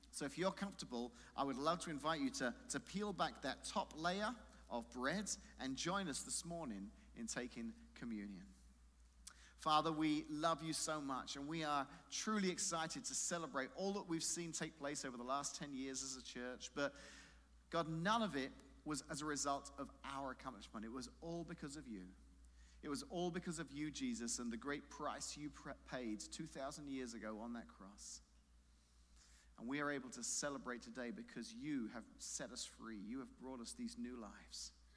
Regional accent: London, United Kingdom; moved away; in London, there is a, a tower where I grew up in London

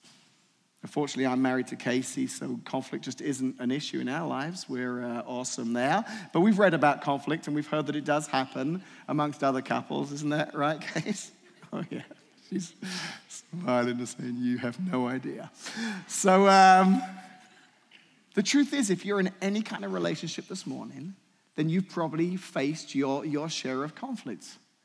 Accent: England, United Kingdom; moved away; When I moved here from England in the 90s, 1994, I moved here.

